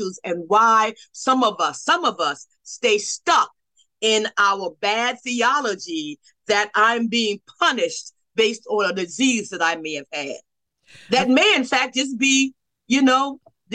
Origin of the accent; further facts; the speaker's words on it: South Carolina, United States; growing up in South Carolina